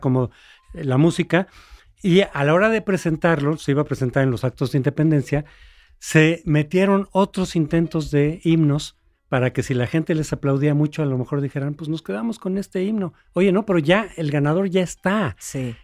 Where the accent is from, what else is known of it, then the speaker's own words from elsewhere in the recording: Mexico; somos mexicanos